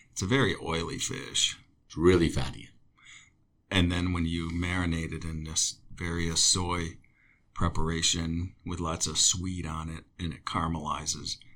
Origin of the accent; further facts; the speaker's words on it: Great Lakes, United States; I grew up in the Great Lakes, and we used to have, I mean, that's walleye country